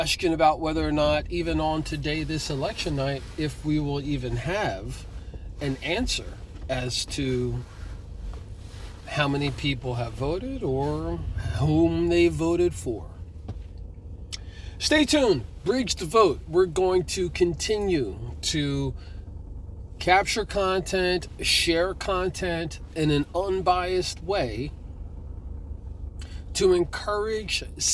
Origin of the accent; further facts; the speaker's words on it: Trenton, New Jersey, United States; Trenton, New Jersey, my hometown